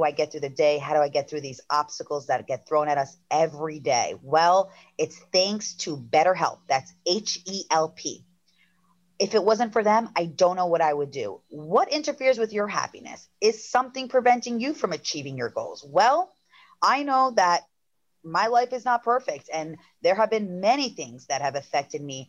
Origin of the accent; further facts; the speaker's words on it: Long Island, New York, United States; accent: Long Island; my Long Island accent